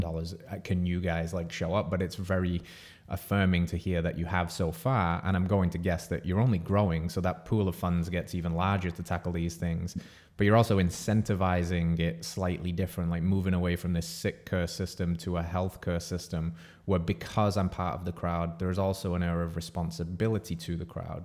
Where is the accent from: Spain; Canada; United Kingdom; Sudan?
United Kingdom; England; moved away as an adult; now in United States; If you're picking up on the accent, I'm from England